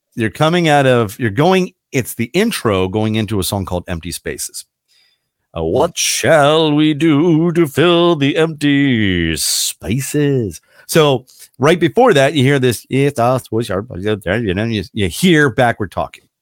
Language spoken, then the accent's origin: English; Emmitsburg, Maryland, United States; growing up in Emmitsburg, Maryland, or going to school in Emmitsburg, Maryland